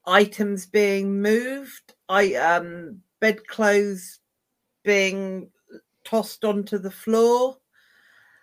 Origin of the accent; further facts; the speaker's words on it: River Thames, Berkshire, South East England, United Kingdom; I grew up on the River Thames in a haunted lock house